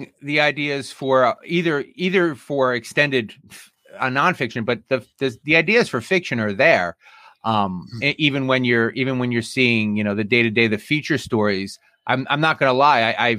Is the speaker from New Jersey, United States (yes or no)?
yes; Jersey City, New Jersey, United States; moved away; also born or lived in Union Beach, New Jersey; I was born in Jersey City and left New Jersey from Union Beach.